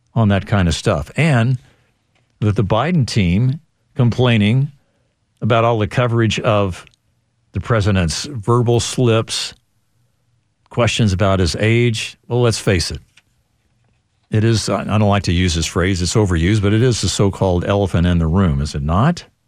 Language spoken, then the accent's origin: English; Missouri, United States; moved away; my home state of Missouri